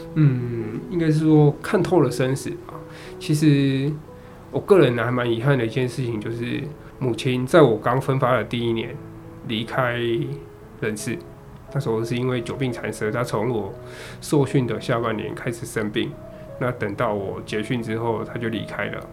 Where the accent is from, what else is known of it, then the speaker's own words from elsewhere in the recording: Taichung, Taiwan; also born or lived in Zhushan; 我在竹山，那我是台中人